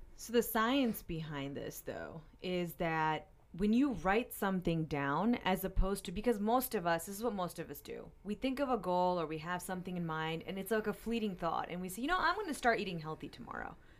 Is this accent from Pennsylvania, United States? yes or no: yes; Pennsylvania, United States; now in Saint Louis, United States; I'm from Pennsylvania